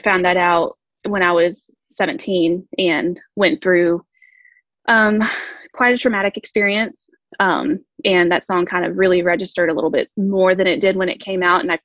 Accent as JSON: {"language": "English", "region": "Texas", "country": "United States", "said": "I am from Texas"}